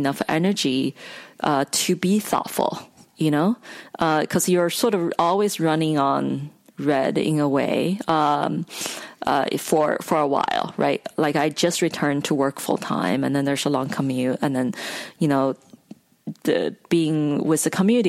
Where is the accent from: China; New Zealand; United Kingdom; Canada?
China; moved away as an adult; now in United States; I grew up in China